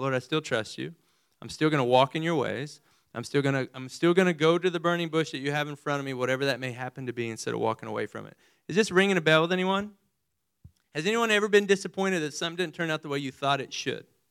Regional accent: Amarillo, Texas, United States; also born or lived in Midland/Odessa, Texas; I was born in further west Texas, over by Midland and Odessa, and then moved to Amarillo

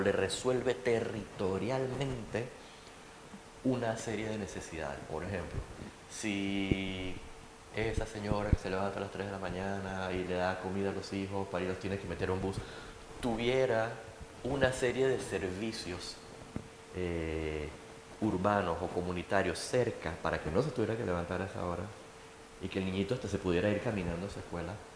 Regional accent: Panama; yo soy urbanista, estoy aquí, soy panameño

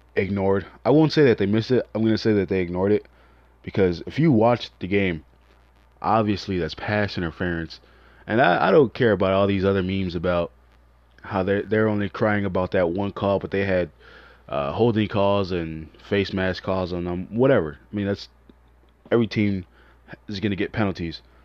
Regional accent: Chicago, Illinois, United States; I'm from Chicago

